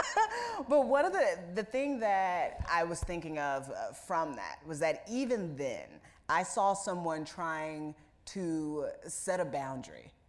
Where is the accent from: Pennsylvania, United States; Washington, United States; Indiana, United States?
Indiana, United States; moved away as an adult; now in New York, United States; where I grew up in Indiana